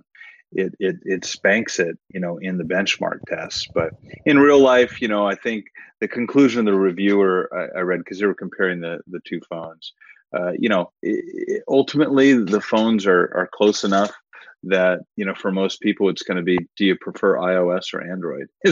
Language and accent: English; Arizona, United States; I grew up in Arizona